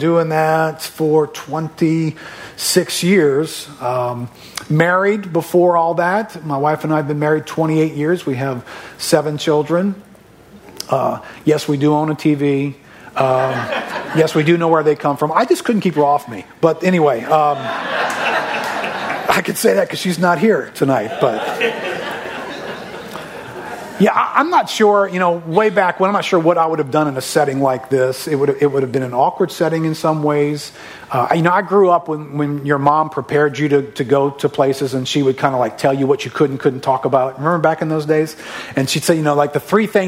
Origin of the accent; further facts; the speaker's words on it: River Ridge, Louisiana, United States; I'm a local. I grew up in River Ridge, so I'm not from too far from here